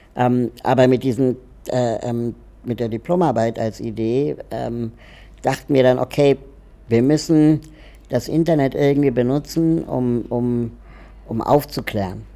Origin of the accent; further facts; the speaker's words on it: Berlin, Germany; ich bin ähm, in Berlin aufgewachsen